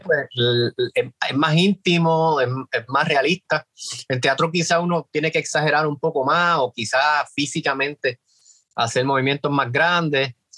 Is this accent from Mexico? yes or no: no; Puerto Rico; somos los puertorriqueños